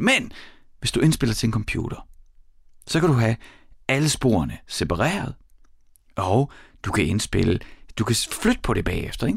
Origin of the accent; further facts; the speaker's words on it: Horsens, Central Denmark Region, Denmark; i mit barndomshjem, der var der en øh, Beogram 4000, og på den, en af de første plader, jeg selv lærte at lægge på, øh, den at få lov til at styre pladespilleren for mig selv i Mimerskade i Horsens